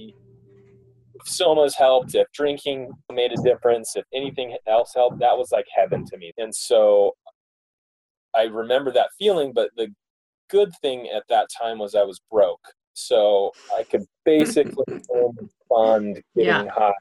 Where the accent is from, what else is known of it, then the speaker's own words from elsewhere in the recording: Mesa, Arizona, United States; I grew up in Mesa, Arizona